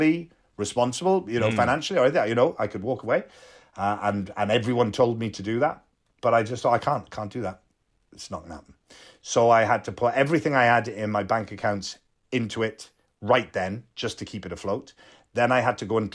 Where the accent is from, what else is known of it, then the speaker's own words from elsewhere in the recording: Wales, United Kingdom; also born or lived in Liverpool; When I moved back to Wales from Liverpool, so I was 8 years old